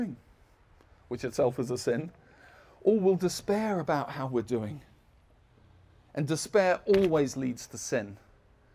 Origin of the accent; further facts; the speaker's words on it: United Kingdom; I'm British.